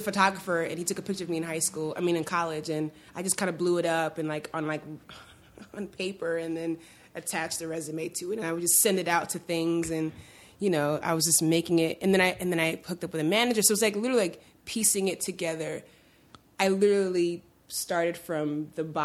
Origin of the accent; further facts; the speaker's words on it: New York City, New York, United States; I grew up in Sunset Park, Brooklyn